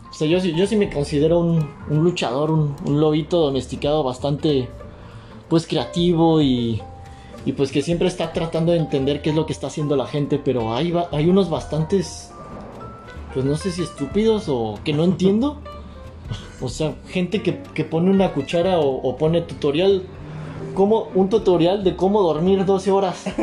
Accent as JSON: {"language": "Spanish", "country": "Mexico"}